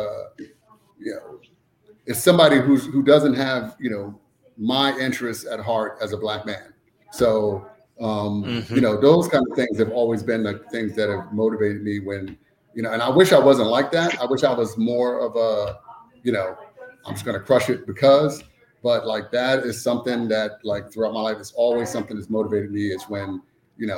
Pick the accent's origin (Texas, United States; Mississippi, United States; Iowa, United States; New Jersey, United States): New Jersey, United States; Trenton; I grew up in Trenton, New Jersey